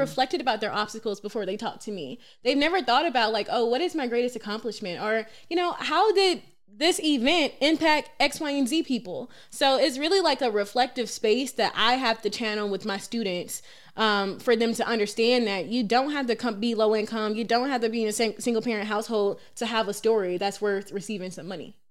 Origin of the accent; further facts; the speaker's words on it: Atlanta, Georgia, United States; I'm born and raised in Atlanta, Georgia